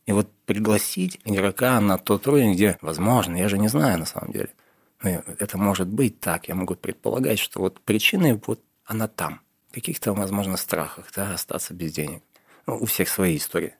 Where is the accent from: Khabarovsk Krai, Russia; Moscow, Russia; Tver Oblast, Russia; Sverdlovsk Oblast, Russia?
Sverdlovsk Oblast, Russia; Yekaterinburg; когда я был в детстве в Екатеринбурге, да, мне уже было 14 лет